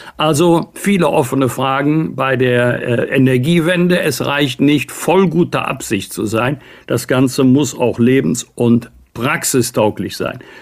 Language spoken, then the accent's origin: German; Bergisch Gladbach, North Rhine-Westphalia, Germany; aus meiner Heimatstadt Bergisch Gladbach